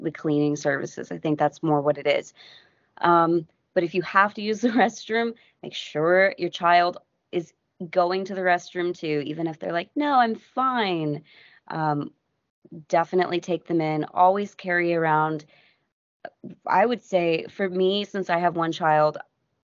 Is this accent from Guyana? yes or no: no; United States; I'm an American